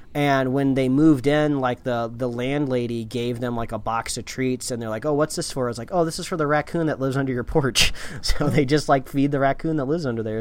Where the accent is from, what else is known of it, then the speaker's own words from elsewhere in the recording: Indiana, United States; we grew up in the Midwest in Indiana